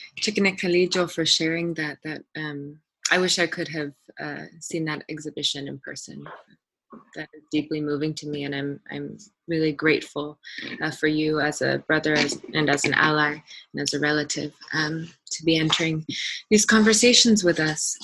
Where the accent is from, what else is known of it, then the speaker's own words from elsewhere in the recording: Anchorage, Alaska, United States; I was born and raised here in Degeikak, otherwise known as Anchorage